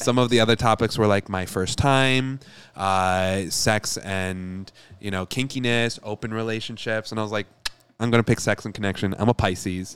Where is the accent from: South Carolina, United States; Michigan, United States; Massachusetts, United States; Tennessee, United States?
Michigan, United States; I'm from Michigan, and we have the biggest Lebanese population